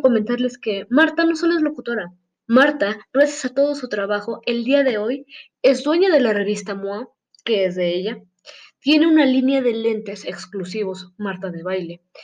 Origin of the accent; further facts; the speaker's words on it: Mexico; nosotros como mexicanos